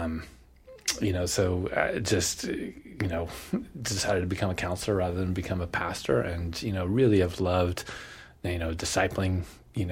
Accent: California, United States; moved away as an adult; now in Orlando, United States; I am from California

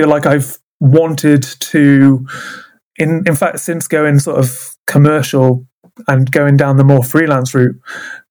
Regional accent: Wales, United Kingdom; moved away; I'm originally from Wales, which is very mountainous and very rural

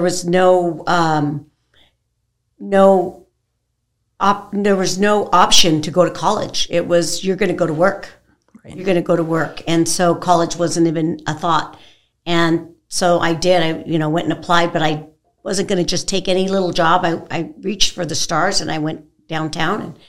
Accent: California, United States; moved away; I'm originally from California

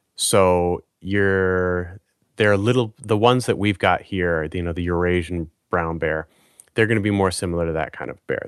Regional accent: Maine, United States; moved away; I grew up in Maine on the East Coast of the United States

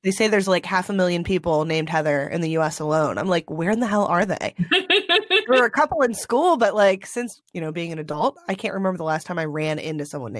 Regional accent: California, United States; born there; now in Maryland, United States; I was actually born in California, but now I'm living in Maryland.

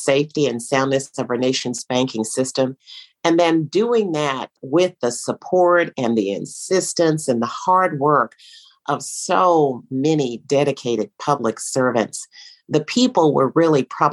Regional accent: Schulenburg, Texas, United States; moved away as an adult; also born or lived in Austin, Texas / Washington; my hometown, very small town in Schulenburg, Texas, where I grew up

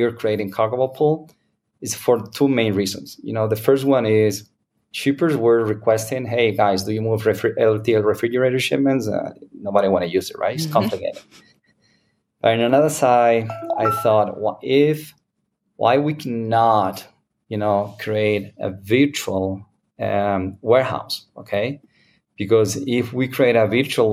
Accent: Spain; English is a second language; now in United States; I'm original from Spain

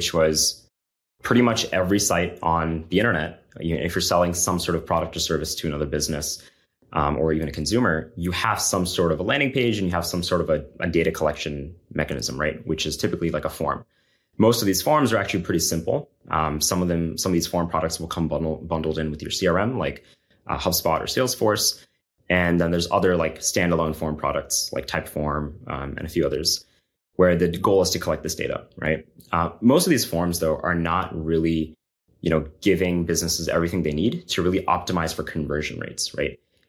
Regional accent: Florida, United States; So I'm originally from Florida, you know, went to Berkeley in California for undergrad and master's as well.

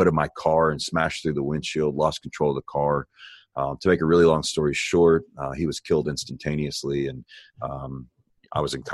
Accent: Miami, Florida, United States; now in Texas, United States; I was born in Miami, Florida

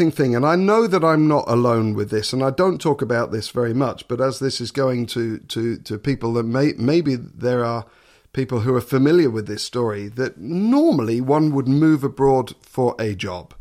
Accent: Suffolk, East of England, United Kingdom; moved away as an adult; now in Netherlands; I come from Suffolk.

